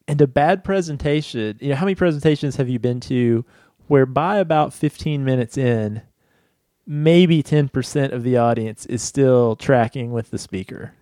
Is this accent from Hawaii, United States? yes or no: no; Virginia, United States; Crozet from my home state